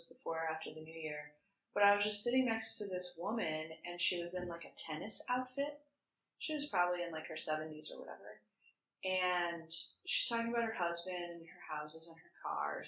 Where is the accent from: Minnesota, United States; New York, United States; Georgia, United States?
Minnesota, United States; moved away; I'm from Minnesota.